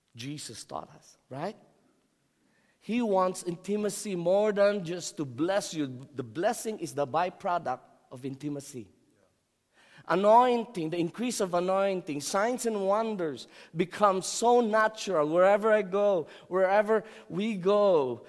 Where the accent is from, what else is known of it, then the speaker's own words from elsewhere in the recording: Philippines; I'm Filipino.